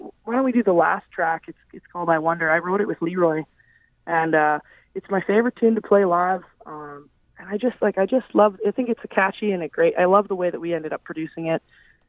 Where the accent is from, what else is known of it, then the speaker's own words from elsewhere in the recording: Canada; she's been really generous to me, being a Canadian artist and wanting to break into that market